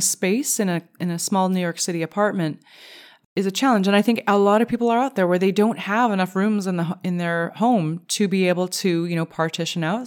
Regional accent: Canada; as a Canadian

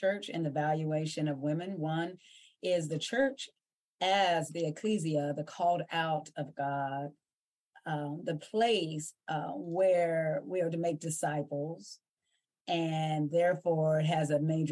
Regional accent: Ohio Valley, United States; We grew up in Western Pennsylvania, Northern West Virginia, and Eastern Ohio. This is called the Ohio Valley or the tri-state area.

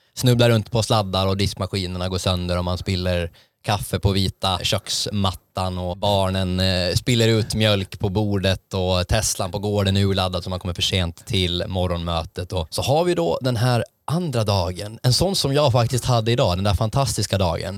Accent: Åland, Finland

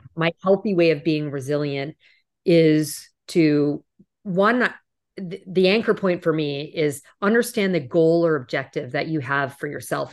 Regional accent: Canada; moved away as an adult; also born or lived in New York; I'm Canadian originally, and I remember the first time I moved to New York

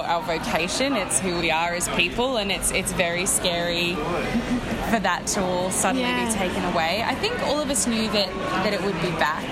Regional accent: Sydney, New South Wales, Australia; I'm actually from Sydney

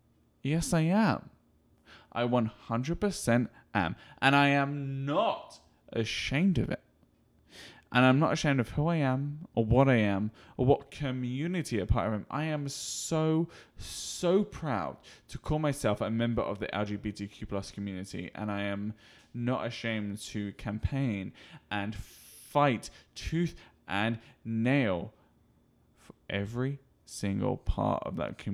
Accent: United Kingdom; I'm British, I don't get emotional.

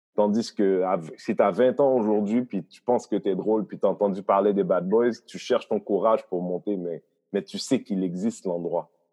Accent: Haiti; now in Montreal, Canada; moi, je viens d'Haïti, un pays qui est indépendant depuis 200 ans à peu près

